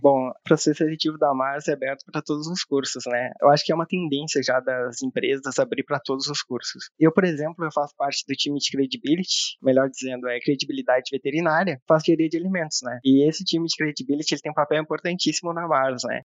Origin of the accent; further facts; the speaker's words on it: Rio Grande do Sul, Brazil; moved away as an adult; now in Campinas, Brazil; sou gaúcho, tenho 31 anos